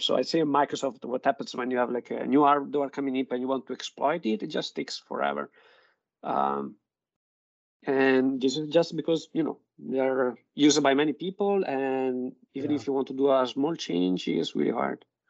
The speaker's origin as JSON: {"language": "English", "town": "Modena", "region": "Emilia-Romagna", "country": "Italy", "tie": "born or raised there", "second_language": "English", "moved": "yes", "said": "I'm from Italy, and I'm from Modena, which is um, where basically we say we like a fast car and good food"}